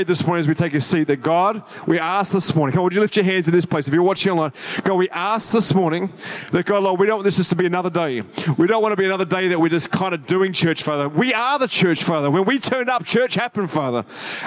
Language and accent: English; Sydney, New South Wales, Australia; moved away as an adult; now in Gold Coast, Australia; I grew up in Sydney and grew up my whole life there.